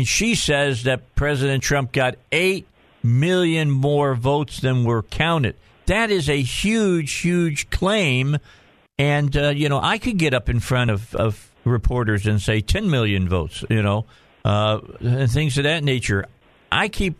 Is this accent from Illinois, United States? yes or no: yes; Chicago, Illinois, United States; now in Arkansas, United States; the area I grew up in around Chicago